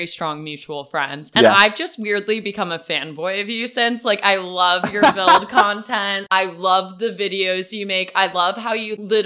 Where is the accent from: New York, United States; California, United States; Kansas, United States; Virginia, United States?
New York, United States; New York City; now in Los Angeles, United States; I'm a New Yorker through and through